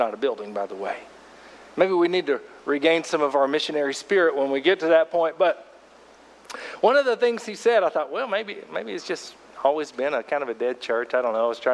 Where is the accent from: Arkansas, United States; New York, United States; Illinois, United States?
Arkansas, United States; Fort Smith; I went to a, you know, fairly traditional, sophisticated Baptist church growing up in Fort Smith, Arkansas